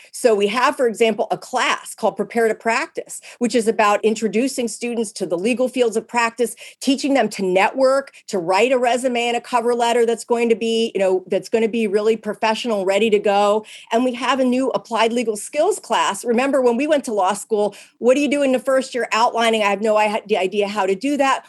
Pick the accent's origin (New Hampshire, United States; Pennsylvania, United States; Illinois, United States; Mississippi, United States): Pennsylvania, United States; moved away; I grew up in Pennsylvania where there are lots of blue laws